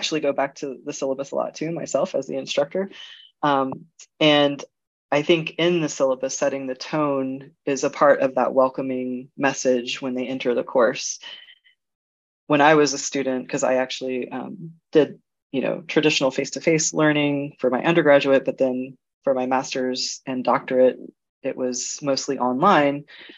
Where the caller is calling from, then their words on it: Germany; I'm actually joining you from Germany.